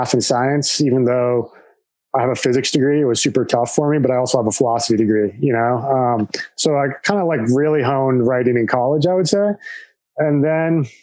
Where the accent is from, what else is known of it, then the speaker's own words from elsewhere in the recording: rural Nebraska, United States; moved away as an adult; also born or lived in Colorado; my parents growing up on a farm in rural Nebraska